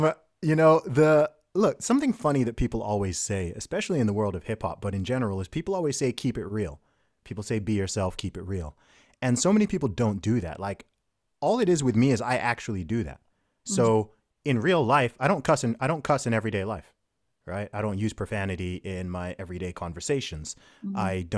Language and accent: English; United Kingdom; also born or lived in Saudi Arabia; So my family background is originally from Nigeria. I'm British by nationality. I was born in the UK. I live in the UK now. I went to boarding school and university in the UK.